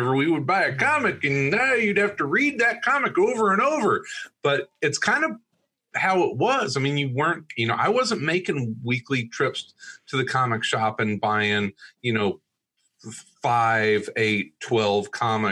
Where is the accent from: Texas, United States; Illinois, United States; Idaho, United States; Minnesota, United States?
Illinois, United States; Southern; I grew up in Southern Illinois